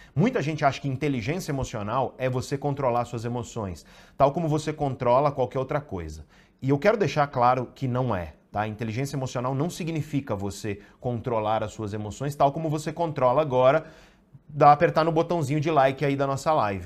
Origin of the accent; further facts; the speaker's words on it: Santos, São Paulo, Brazil; Eu sou de Santos